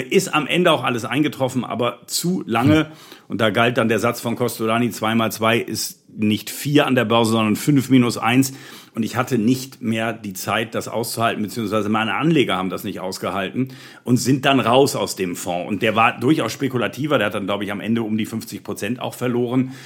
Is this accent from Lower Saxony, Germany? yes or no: no; Bremen, Germany; Ich bin Bremer gebürtiger